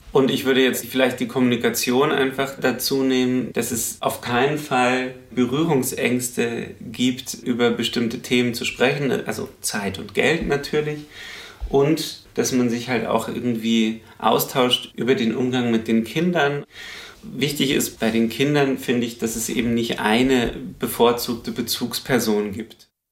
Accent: Lower Bavaria, Germany; now in Berlin, Germany; bei mir im Dorf in Niederbayern, wo ich herkomme

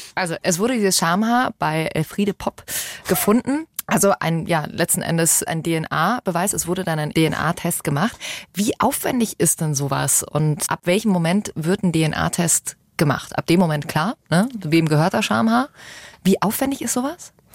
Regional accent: Germany; Bei uns in Deutschland

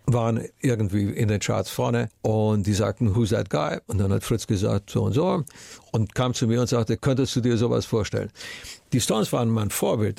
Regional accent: Romania; meine Kindheit in Rumänien

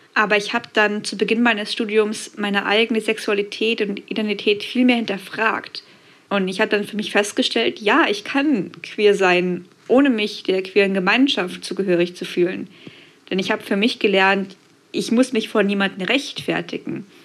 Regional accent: a small town in eastern Thuringia, Germany; moved away; ich bin in einer Kleinstadt in Ostthüringen groß geworden

